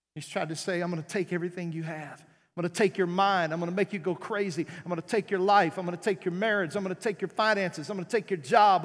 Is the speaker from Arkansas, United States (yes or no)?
yes; South Arkansas, United States; moved away; I was raised in South Arkansas